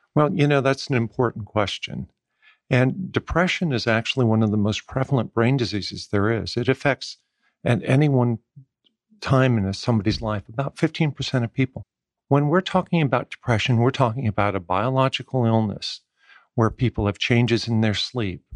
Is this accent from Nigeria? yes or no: no; West Coast, United States; moved away as an adult; also born or lived in Maryland, United States; now in Atlanta, United States; I grew up in the West Coast